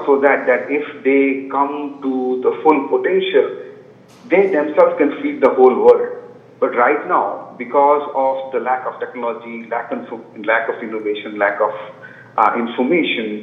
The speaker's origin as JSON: {"language": "English", "country": "India", "tie": "born or raised there", "moved": "as an adult", "lives_now": "United States", "said": "I grew up in India and moved to US about 10 years ago"}